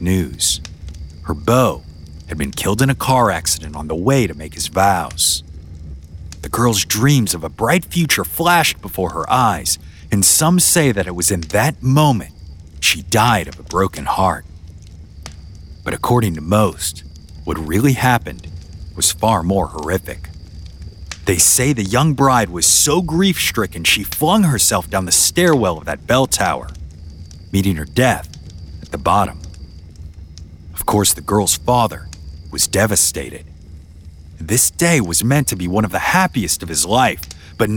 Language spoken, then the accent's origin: English; Louisiana, United States; my home state. There's this small, unincorporated community there known as Taylortown.